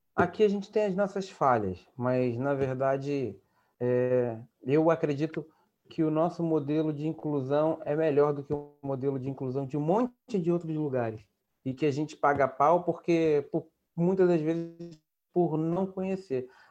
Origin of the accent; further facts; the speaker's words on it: Cachoeiras de Macacu, Rio de Janeiro, Brazil; also born or lived in Campo Grande, Rio de Janeiro / Glória, Rio de Janeiro; now in Rio de Janeiro, Brazil; eu sou de Cachoeira de Macacu, que é a região serrana do estado do Rio de Janeiro